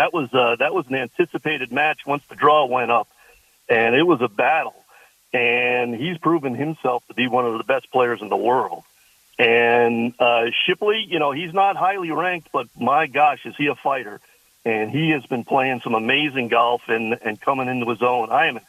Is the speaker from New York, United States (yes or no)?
yes; Long Island, New York, United States; now in Cleveland, United States; Yeah, I grew up in Long Island. My dad was a longtime golf course superintendent there at Old Westbury. And as I made my way through the ranks, I ended up out in Cleveland.